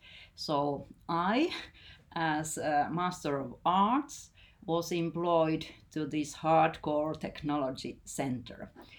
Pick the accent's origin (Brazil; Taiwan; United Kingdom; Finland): Finland; English is a second language; Actually, nature is really important for us Finns. It is something very embedded in our personalities, even in our soul.